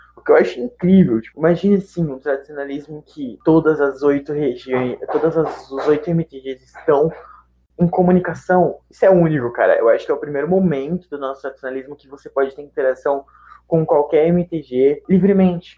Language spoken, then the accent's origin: Portuguese; São Paulo, Brazil; eu sou de São Paulo